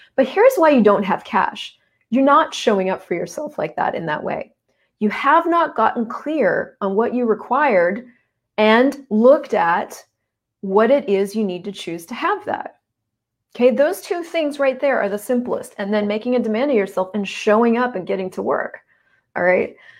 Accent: United States; moved away as an adult; now in Canada; I'm American. I moved up to Canada.

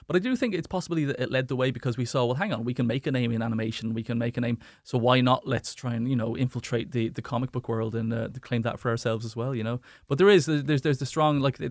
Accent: Wexford, Leinster, Ireland; the Arts Centre is a huge part for me kind of growing up in Wexford, and still is

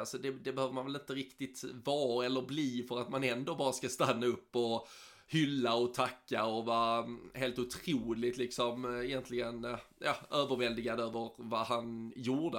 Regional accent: Sweden; som svensk

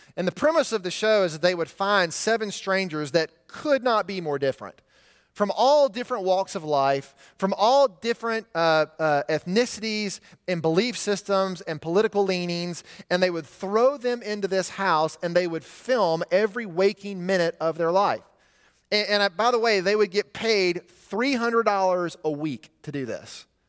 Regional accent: Montgomery, Alabama, United States; my hometown of Montgomery

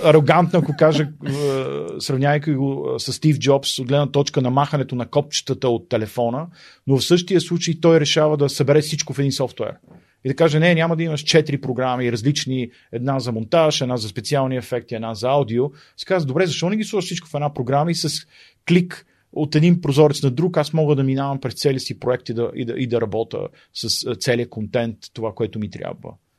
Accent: Sofia, Sofia City, Bulgaria; moved away as an adult; also born or lived in Pravets; now in Germany; съм от София и съм имал така, смятам за удоволствие да израсна в, в центъра на София

